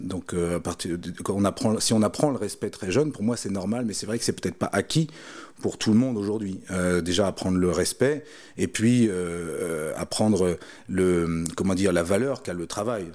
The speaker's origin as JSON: {"language": "French", "town": "Melun", "region": "Île-de-France", "country": "France", "tie": "born or raised there", "said": "quand j'étais gamin, j'habitais à Melun à côté de Melun, il y a la forêt de Fontainebleau"}